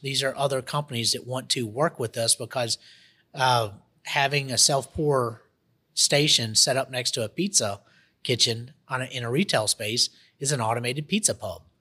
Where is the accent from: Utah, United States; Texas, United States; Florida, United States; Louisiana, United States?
Louisiana, United States; Monroe; also born or lived in Costa Rica / Jackson, Mississippi; now in Baton Rouge, United States; I come originally from Monroe, Louisiana. That's my hometown.